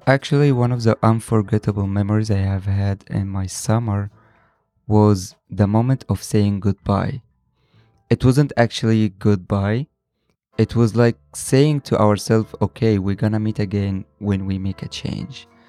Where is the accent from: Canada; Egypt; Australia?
Egypt; I'm from Egypt, 22 years old